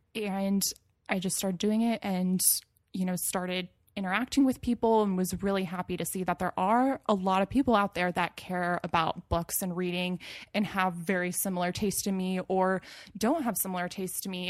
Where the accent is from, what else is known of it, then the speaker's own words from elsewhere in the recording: Moorpark, California, United States; also born or lived in San Luis Obispo, California; now in Los Angeles, United States; I grew up in Moore Park, California, which is in Ventura County, so it's a little bit north of L A, actually